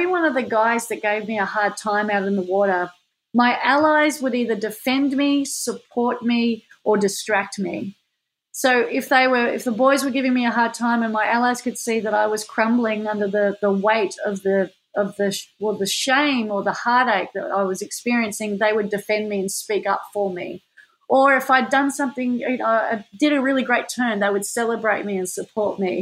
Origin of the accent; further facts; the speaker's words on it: Manly, New South Wales, Australia; when I was growing up in Manly